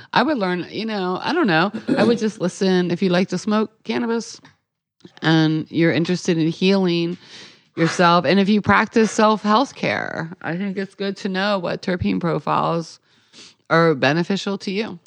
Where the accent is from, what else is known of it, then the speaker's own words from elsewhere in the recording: Maryland, United States; I'm from Maryland, so I say wash